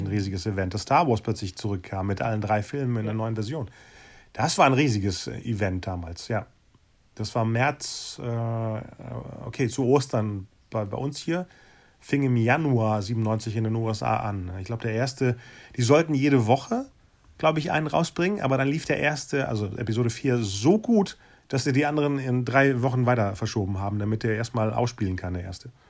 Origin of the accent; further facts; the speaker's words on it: North Rhine-Westphalia, Germany; Besonders ich als Ostwestfale, bei Bielefeld ist ja nicht unbedingt so sonnig, aber das Jahr war wirklich sehr sonnig.